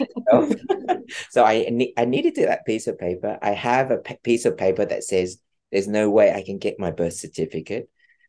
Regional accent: Australia; It was really hard for my family that came from Australia. I'm Australian.

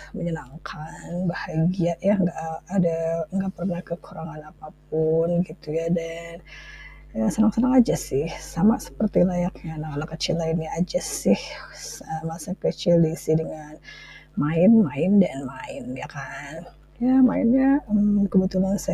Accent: Bandung, West Java, Indonesia; soalnya banyak banget cerita seru saya waktu kecil itu ya waktu di Bandung terus eh, habis itu dia pindah ke Jakarta gitu

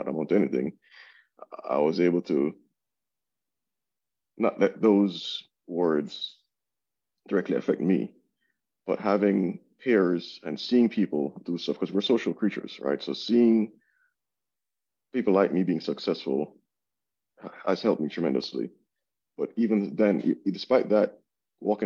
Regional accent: Jamaica; moved away; growing up in Jamaica

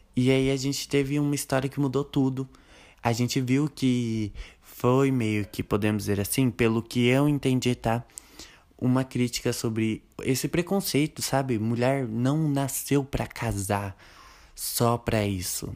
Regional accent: Brazil; nós que somos brasileiros

